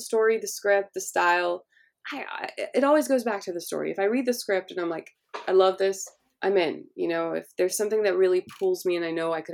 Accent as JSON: {"language": "English", "town": "Los Angeles", "region": "California", "country": "United States", "tie": "born or raised there", "said": "I grew up in Hollywood"}